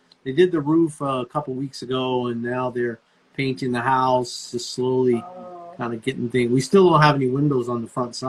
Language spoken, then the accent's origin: English; Arizona, United States; now in Oklahoma, United States; we came from Arizona, right? That's where I grew up.